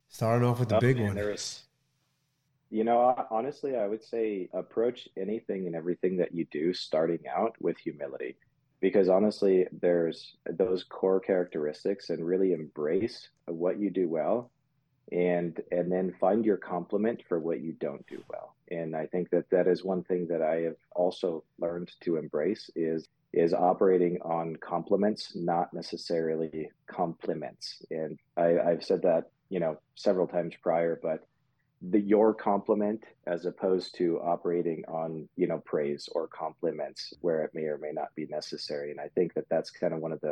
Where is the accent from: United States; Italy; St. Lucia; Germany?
Germany; born there; I would probably have to say that I was born in Germany.